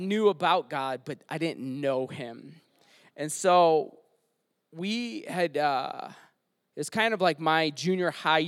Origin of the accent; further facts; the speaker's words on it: Detroit, Michigan, United States; So I grew up in Detroit. I'm from Michigan. I grew up on 8 Mile